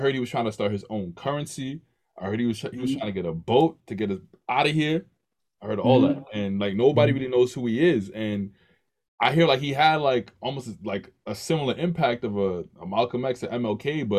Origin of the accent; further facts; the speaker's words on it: Jamaica; I'm Jamaican